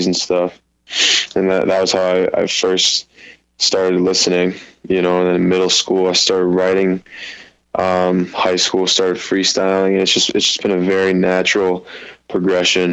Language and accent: English; Portland, Maine, United States; I'm from Portland, Maine